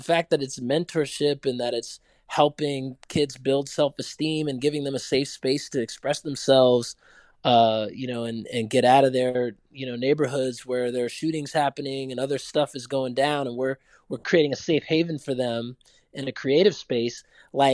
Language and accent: English; Durham, North Carolina, United States; I grew up in Durham